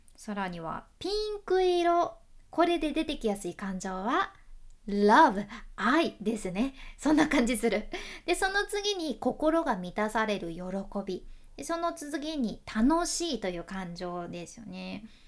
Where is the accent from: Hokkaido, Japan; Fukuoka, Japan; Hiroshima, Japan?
Fukuoka, Japan; accent: Hakata dialect